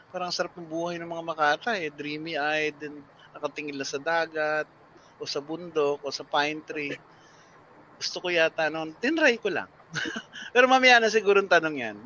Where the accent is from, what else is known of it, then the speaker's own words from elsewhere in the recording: Silang, Calabarzon, Philippines; now in Quezon City, Philippines; growing up in Silang in the martial law era